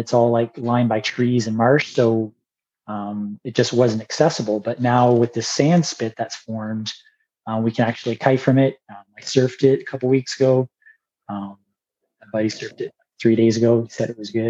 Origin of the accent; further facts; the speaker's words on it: Puce, Ontario, Canada; I grew up in the area just like you. I grew up in Puce